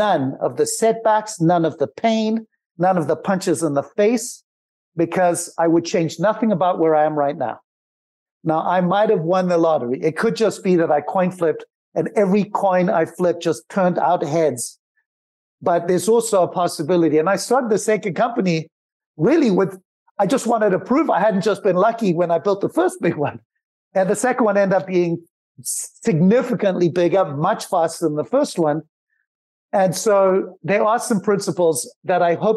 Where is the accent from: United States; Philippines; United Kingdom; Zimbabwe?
Zimbabwe; moved away; I grew up in Zimbabwe with nothing